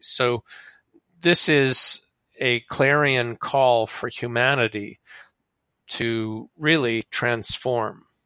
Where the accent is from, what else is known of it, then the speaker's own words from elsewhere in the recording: Canada; I'm a Canadian